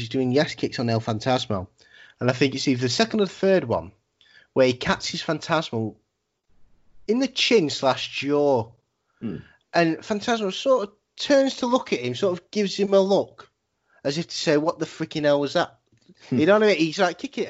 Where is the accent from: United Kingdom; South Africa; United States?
United Kingdom; England; as like English people